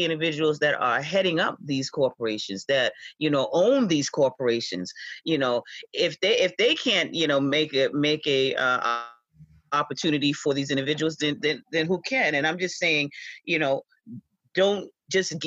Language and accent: English; the Hamptons, New York, United States; I was born and raised out here in the Hamptons